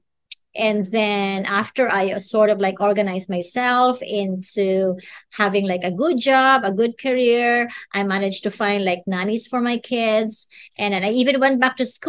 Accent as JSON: {"language": "English", "country": "Philippines", "said": "as a Filipino"}